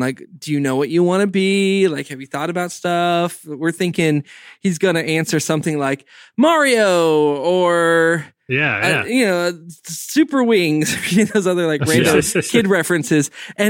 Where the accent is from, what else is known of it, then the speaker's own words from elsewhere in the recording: Oklahoma, United States; I'm from Oklahoma